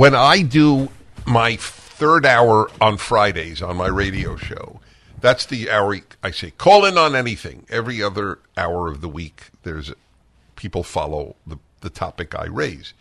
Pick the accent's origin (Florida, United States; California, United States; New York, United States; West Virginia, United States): New York, United States; New York City; moved away; I grew up in Brooklyn